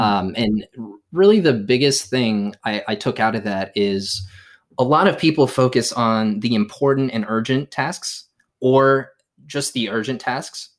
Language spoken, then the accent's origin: English; Morocco; now in United States; my home country of, of Morocco